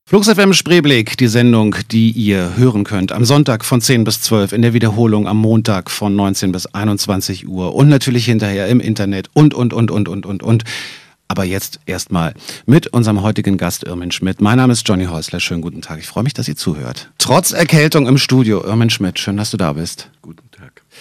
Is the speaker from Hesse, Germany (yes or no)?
no; Berlin, Germany; hier zwei echte Berliner sitzen